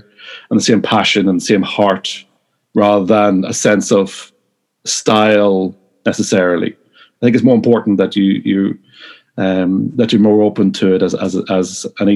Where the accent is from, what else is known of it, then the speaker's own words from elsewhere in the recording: Newry, Northern Ireland, United Kingdom; also born or lived in Cardiff / Leicester; now in Belfast, United Kingdom; originally from Newry, County Down